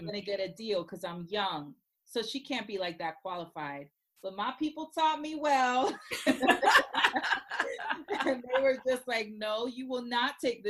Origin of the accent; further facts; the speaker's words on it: Puerto Rico; now in Orlando, United States; she only spoke Spanish when we moved here from Puerto Rico, you know, to Orlando, Florida.